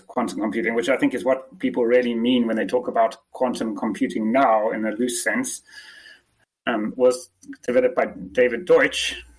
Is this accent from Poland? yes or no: no; South Africa; accent: mix of English and South African; I'm actually South African, but okay. I've never really had the traditional South African accent. I've had some strange mishmash of an English accent and the South African one.